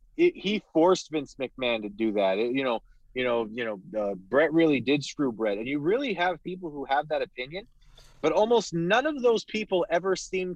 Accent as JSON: {"language": "English", "country": "Canada", "said": "I'm Canadian"}